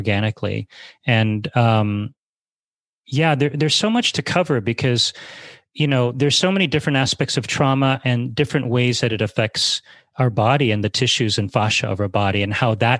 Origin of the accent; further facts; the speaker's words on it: New York City, New York, United States; also born or lived in Japan / Thailand; coming out of my mom's womb with severely crooked legs. She was a nurse. This was in New York City.